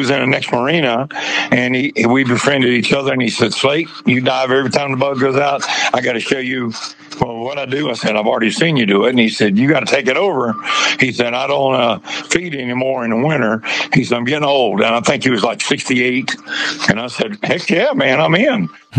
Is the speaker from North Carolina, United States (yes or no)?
yes; Winston-Salem, North Carolina, United States; She goes, Winston-Salem, North Carolina. {S5} Uh-oh. {S4} I said, that's where I'm from.